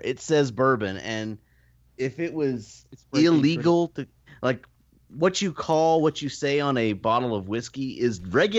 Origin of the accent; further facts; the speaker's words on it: New York, United States; Like, I'm from New York.